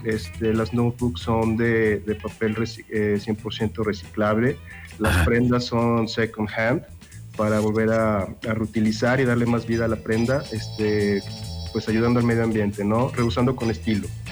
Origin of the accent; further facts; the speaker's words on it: León, Guanajuato, Mexico; yo soy aquí de León